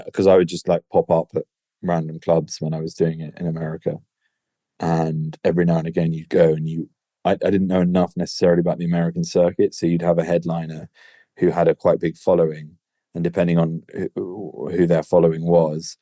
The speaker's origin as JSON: {"language": "English", "region": "England", "country": "United Kingdom"}